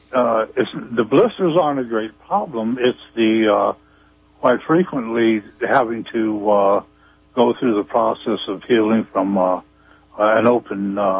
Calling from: Arcata, California, United States; Hello, I'm from Arcata.

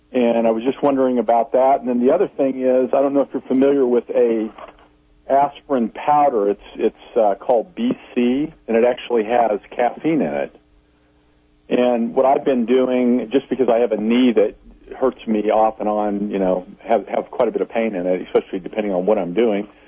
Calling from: Missouri, United States; in Missouri.

